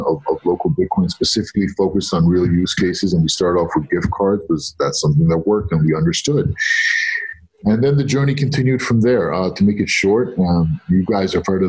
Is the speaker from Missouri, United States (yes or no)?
no; New York City, New York, United States; also born or lived in Egypt; I was born in Egypt. I grew up in New York. My parents went to America for a better life when I was 2 years old